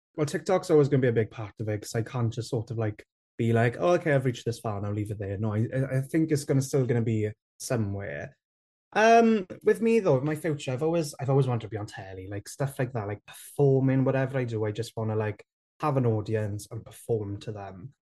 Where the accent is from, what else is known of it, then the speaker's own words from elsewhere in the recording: Rhondda, Wales, United Kingdom; I grew up in the Rhone there, where there's not a lot of Welsh